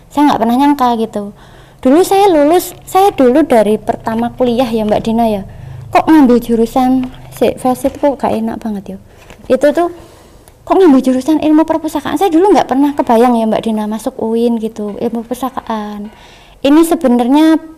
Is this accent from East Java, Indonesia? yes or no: yes; East Java, Indonesia; accent: East Javanese; logatku Jawa Timur keluar Jawa Timur ya